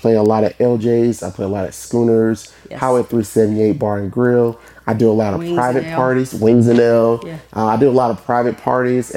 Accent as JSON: {"language": "English", "town": "Sumter", "region": "South Carolina", "country": "United States", "tie": "born or raised there", "lives_now": "Lexington, United States", "said": "I'm born and raised in Sumter"}